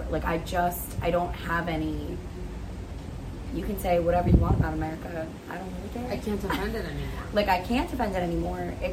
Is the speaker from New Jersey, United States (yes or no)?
yes; New Jersey, United States; I'm from New Jersey.